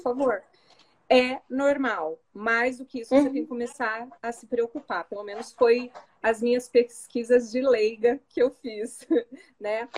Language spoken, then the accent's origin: Portuguese; Curitiba, Paraná, Brazil; sou de Curitiba, tenho 43